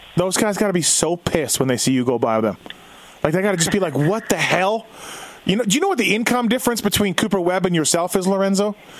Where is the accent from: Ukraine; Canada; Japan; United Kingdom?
Canada; I'm Canadian